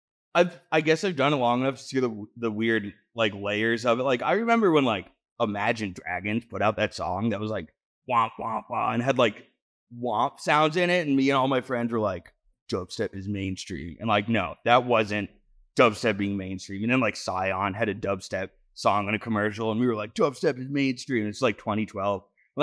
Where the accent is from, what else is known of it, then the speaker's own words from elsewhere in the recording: New England, United States; I'm from New England. I enjoy it, but no one wants to get stuck in Maine, you know?